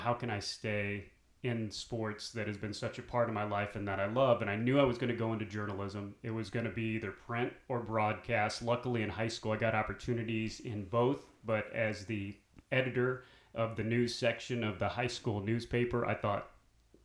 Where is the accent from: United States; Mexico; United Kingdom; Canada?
United States; Columbia, Missouri; moved away as an adult; also born or lived in Kansas City / New Bern, North Carolina; now in North Carolina, United States; I was born in Kansas City, but we moved to Columbia, Missouri, where the University of Missouri is, when I was 2 years old